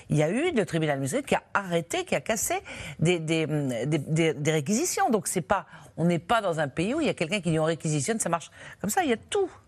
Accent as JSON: {"language": "French", "country": "France", "said": "C'est une tradition peut-être chez nous, en France, parce que probablement depuis l'après-guerre, c'est qu'on se dit que les secteurs stratégiques"}